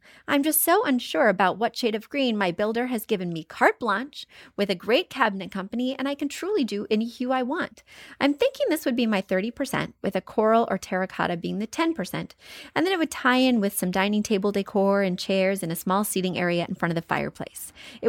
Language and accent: English; India; now in Columbus, United States; I am originally from India and now I live in Columbus, Ohio.